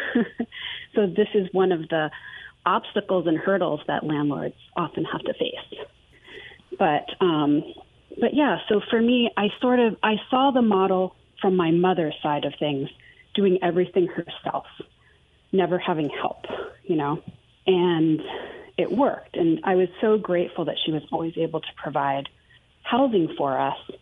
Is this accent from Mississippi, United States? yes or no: no; Maine, United States; moved away; also born or lived in Houston / Greenville, South Carolina; grew up fairly poor in Maine, in the middle of nowhere